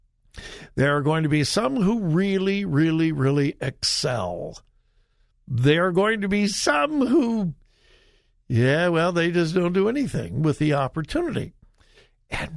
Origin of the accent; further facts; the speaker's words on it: Los Angeles, California, United States; I grew up in the Los Angeles area